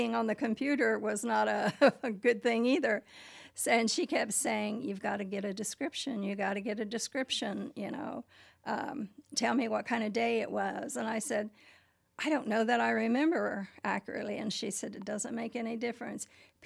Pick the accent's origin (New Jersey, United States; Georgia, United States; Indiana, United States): Indiana, United States; Muncie; I'm from Muncie. I was born in Muncie, Indiana in 1946